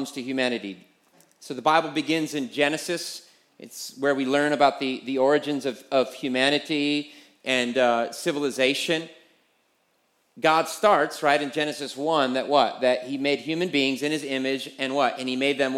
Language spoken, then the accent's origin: English; United States; as American